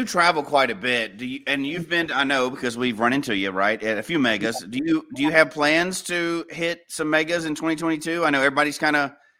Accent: Memphis and Nashville, Tennessee, United States; we're from Memphis and Nashville too.

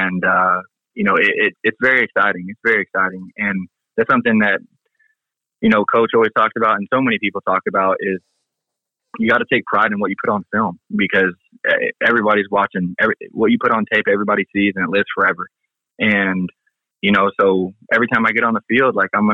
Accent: Kansas City, United States; my hometown

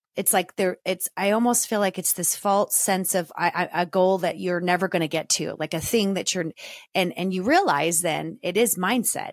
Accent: Southern California, United States; growing up in Southern California with a single mom who lived vicariously through me and my sister

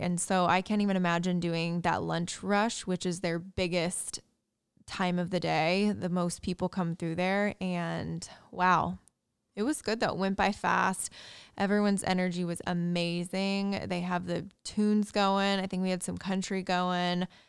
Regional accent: Indiana, United States; moved away; my hometown Indiana

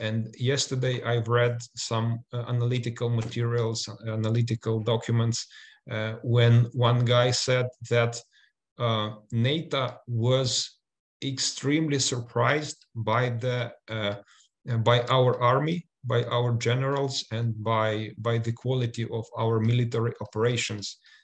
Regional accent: Ukraine; we are from Ukraine

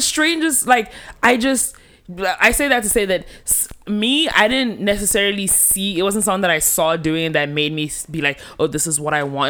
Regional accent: Nigeria; as a Nigerian

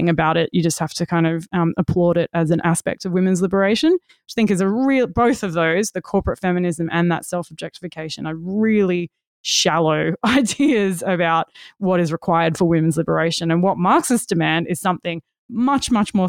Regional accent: Western Australia, Australia; I'm from Western Australia

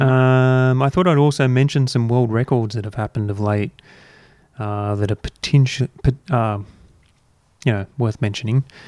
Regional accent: Australia; as Australian gamers who never experienced this console to begin

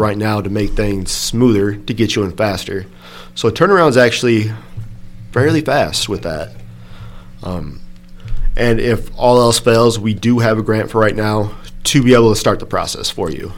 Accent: Dixon, Illinois, United States; I'm local from the area, born and raised in Dixon

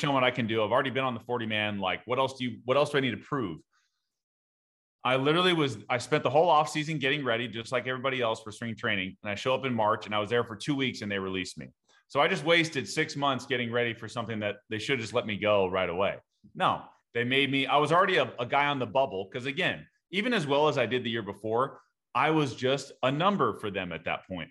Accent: Southern California, United States; I grew up in Southern California

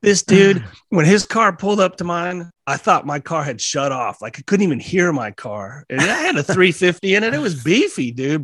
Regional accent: Colorado, United States; I'm a Colorado boy. And, yeah. Uh, grew up in a real small mountain town of about 300 people. It's probably about a half hour outside of Colorado Springs

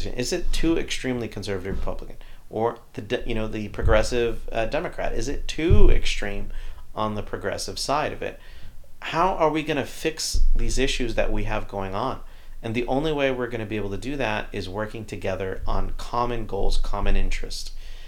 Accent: Texas, United States; as a Mexican-American, as a Texan

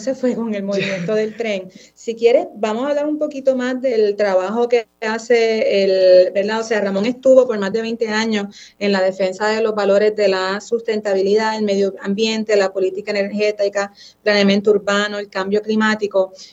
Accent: Puerto Rico; yo salí de Puerto Rico, yo estuve fuera

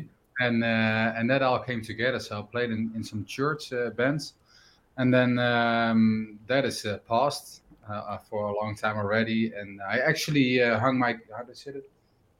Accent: Netherlands; I was born and raised here in the Netherlands, and I live in Amsterdam.

